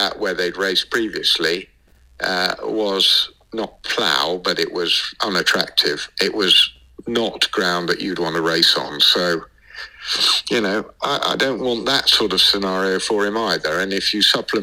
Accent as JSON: {"language": "English", "region": "England", "country": "United Kingdom", "said": "I'm an English trainer"}